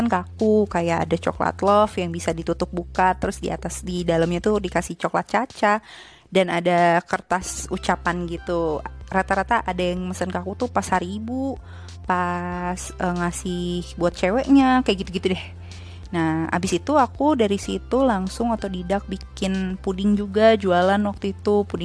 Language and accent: Indonesian; Bogor, West Java, Indonesia; also born or lived in Ciamis / Jakarta; terus aku tinggal sama kakek nenek kadang di Bogor kadang di Ciamis tapi sejak SD itu di Bogor sampai lulus. Nah, SMP aku di Bogor, di salah satu sekolah favorit di Bogor.